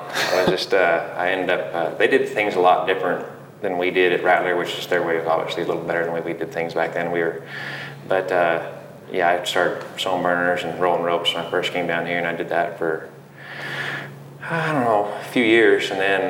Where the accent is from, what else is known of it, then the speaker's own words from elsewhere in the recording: Big Piney, Wyoming, United States; also born or lived in Riverton, United States / Laramie, United States; It's a great place to grow up. It was, you know, small town, just population 1,000 there, but went to school there, grew up there, ended up going to Central Wyoming College in Riverton, and then ended up going to Laramie